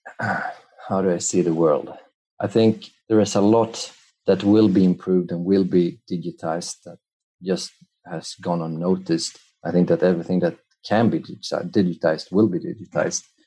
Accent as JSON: {"language": "English", "town": "Madrid", "region": "Community of Madrid", "country": "Spain", "tie": "born or raised there", "said": "I was born in Spain, in Madrid"}